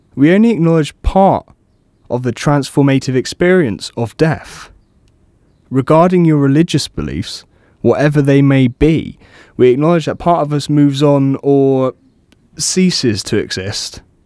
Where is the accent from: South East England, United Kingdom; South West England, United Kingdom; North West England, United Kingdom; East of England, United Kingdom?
South West England, United Kingdom; Cornwall; moved away as an adult; now in Brighton, United Kingdom; I'm originally from Cornwall